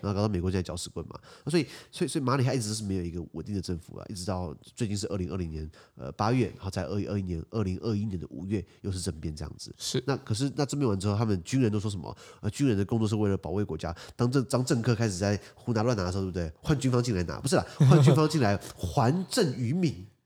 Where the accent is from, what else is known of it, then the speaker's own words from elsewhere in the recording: Taiwan; 我作为台湾人的一个信念